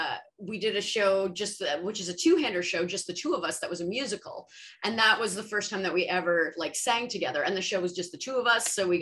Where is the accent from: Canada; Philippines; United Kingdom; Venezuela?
Canada; Nova Scotia; now in Toronto, Canada; I fell in love with musical theater and I moved here from Nova Scotia to sort of pursue that.